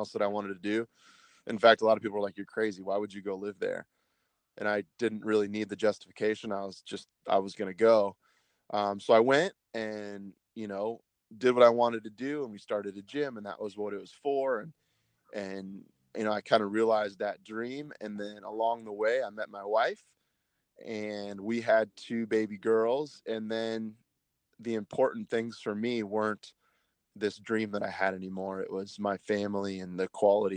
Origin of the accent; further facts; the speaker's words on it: Kansas, United States; moved away; also born or lived in Los Angeles, California; I'm from a place called Kansas in the U.S., right in the middle of the country. I moved out to California when I was younger